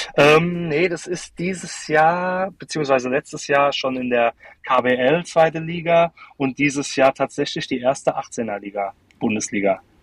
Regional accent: Darmstadt, Hesse, Germany; bei uns in Darmstadt

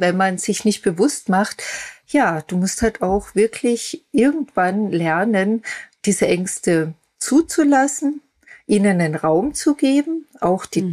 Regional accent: Austria; moved away; also born or lived in Germany; nach Österreich in meine alte Heimat zu ziehen

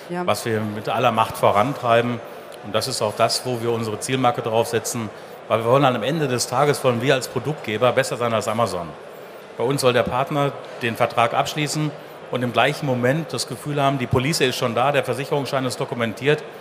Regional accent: Dortmund, North Rhine-Westphalia, Germany; Wurzeln liegen hier in Dortmund. Ich bin also ein richtiger Dortmunder Junge, wie man so schön sagt. Ich bin hier in Dortmund geboren.

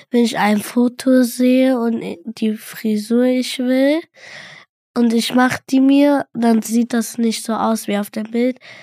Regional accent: Cologne, North Rhine-Westphalia, Germany; ich bin in Köln geboren

